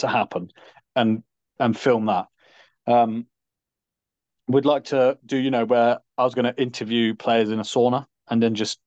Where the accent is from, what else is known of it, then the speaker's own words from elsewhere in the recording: United Kingdom; it is the best thing about being British